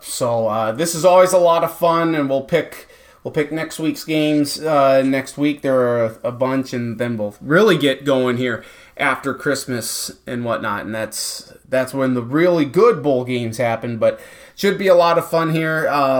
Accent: Marshall, Minnesota, United States; I'm from Masha

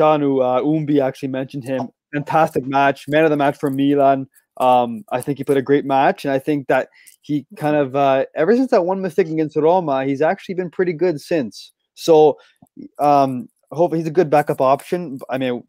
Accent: Canada; We're Canadian

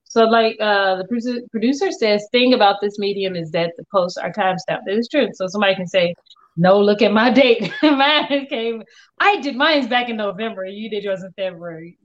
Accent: Englewood, United States; I grew up in Englewood

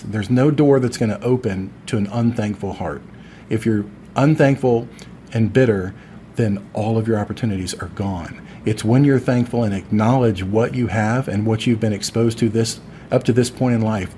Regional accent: Deltona, Florida, United States; back in my hometown of Deltona, Florida

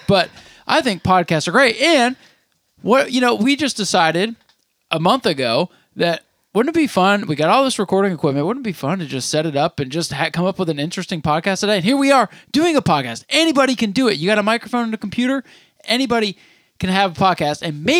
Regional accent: Vermont, United States; Just because we're from Vermont where there's more cows.

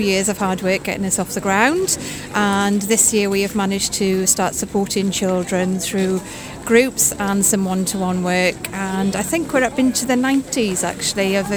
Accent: Saundersfoot, Wales, United Kingdom; I come from Saundersfoot

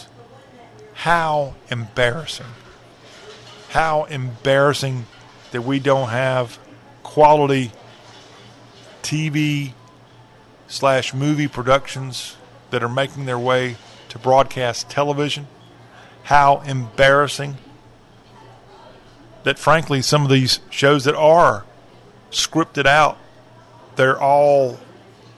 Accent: the South, United States; I'm all American, but I'm really all Southern.

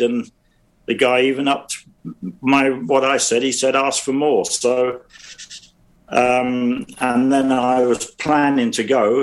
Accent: London, United Kingdom; I was brought up in South London, Streatham, Brixton

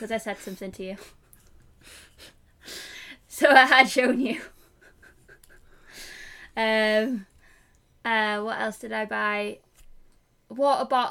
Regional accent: England, United Kingdom; I'm English

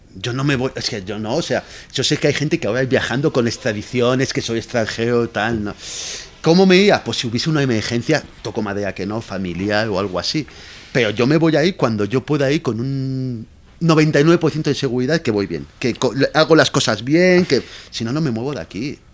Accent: Valencia, Valencian Community, Spain; moved away as an adult; also born or lived in Barcelona / Madrid; now in Mexico; yo me he criado 23 años en, en Valencia

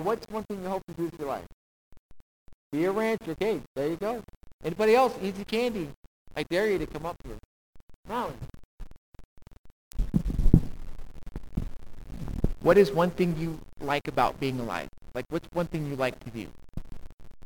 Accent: United States; I was born in America

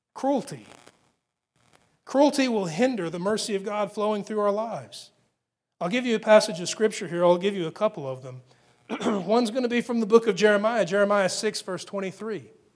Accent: Texas, United States; being an American and especially being a Texan

